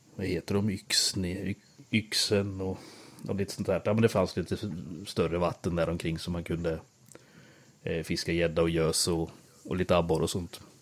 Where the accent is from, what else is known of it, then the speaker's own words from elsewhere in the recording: Björsäter, Östergötland, Sweden; accent: Östgöte; moved away as an adult; also born or lived in Växjö; Jag är ju från eh, Björsäter. Typ tre ja. mil utanför Linköping